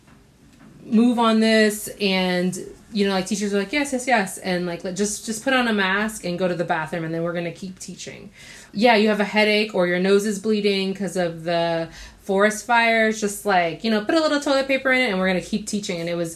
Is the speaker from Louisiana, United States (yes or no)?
yes; New Orleans, Louisiana, United States; moved away; I grew up in New Orleans, Louisiana